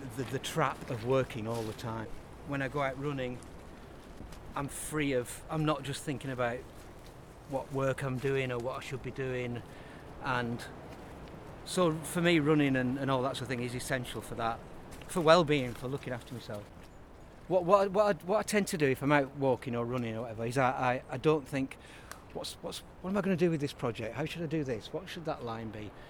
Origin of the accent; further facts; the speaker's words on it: Burnley, North West England, United Kingdom; moved away as an adult; now in Leeds, United Kingdom; I'm from Lancashire. I'm from Burnley